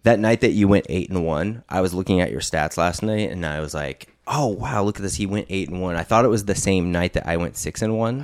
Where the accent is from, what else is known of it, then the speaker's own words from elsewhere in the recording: California, United States; we're from California